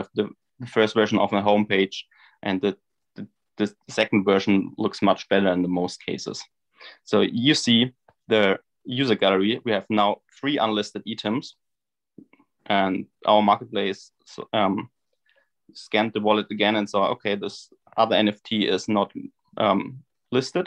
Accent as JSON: {"language": "English", "country": "Germany", "said": "from Germany"}